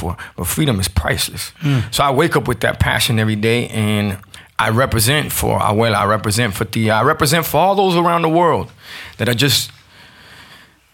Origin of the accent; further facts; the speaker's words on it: Miami, Florida, United States; growing up in Miami in the 80s